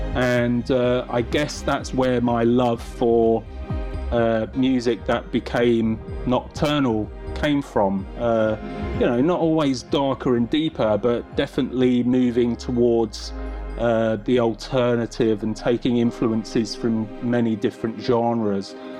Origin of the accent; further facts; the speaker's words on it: London, United Kingdom; my hometown